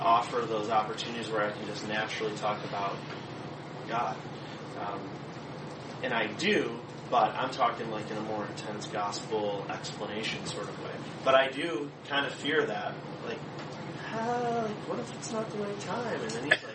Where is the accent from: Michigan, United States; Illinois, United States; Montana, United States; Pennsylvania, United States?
Michigan, United States; Allen Park; We grew up in Allen Park. So we grew up 2 blocks from Sylvia's